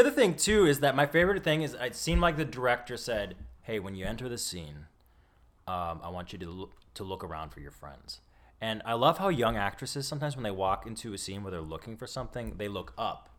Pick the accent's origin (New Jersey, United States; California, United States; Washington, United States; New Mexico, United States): Washington, United States; Bellevue; in Bellevue, Washington, which is, uh, just outside of Seattle.